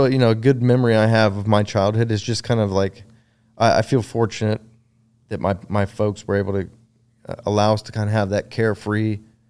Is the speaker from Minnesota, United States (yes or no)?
no; Round Rock, Texas, United States; Round Rock. Grew up in Round Rock, Texas.